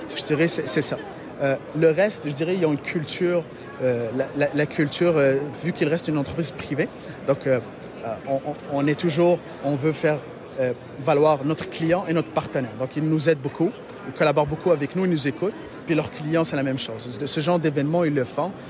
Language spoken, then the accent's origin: French; Morocco; also born or lived in Matane, Quebec, Canada; now in Quebec, Canada; je suis d'origine du Maroc, donc on a ouvert un bureau au Maroc